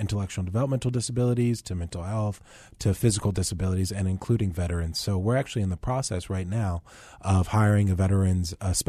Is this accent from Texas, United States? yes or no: yes; Tomball, Texas, United States; also born or lived in New Orleans; Okay, yeah. I grew up in a little town. It's much larger now, but it's called Tomball. It's in northwest Houston.